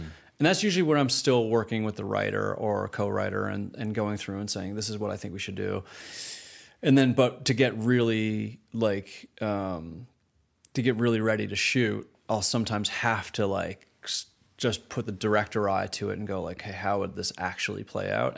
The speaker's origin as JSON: {"language": "English", "country": "Canada", "tie": "born or raised there", "moved": "as an adult", "said": "growing up in Canada, starting my career in Canada."}